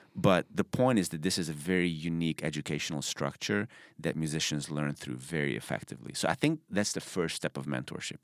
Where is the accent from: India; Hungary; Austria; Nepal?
Hungary; Budapest; moved away as an adult; also born or lived in Arkansas, United States; now in United States; I'm from Budapest, Hungary